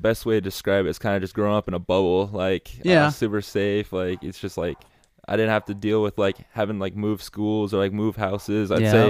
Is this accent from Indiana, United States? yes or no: no; Dunkerton, Iowa, United States; I grew up in Dunkerton, graduated in 2020.